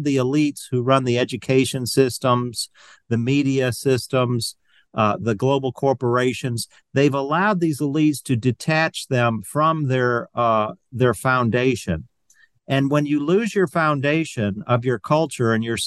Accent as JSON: {"language": "English", "region": "Michigan", "country": "United States", "also_born_or_lived": "Georgia / North Carolina", "moved": "as an adult", "said": "I'm originally from Michigan"}